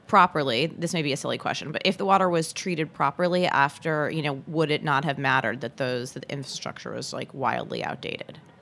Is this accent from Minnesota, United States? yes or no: no; Michigan, United States; a fellow Michigander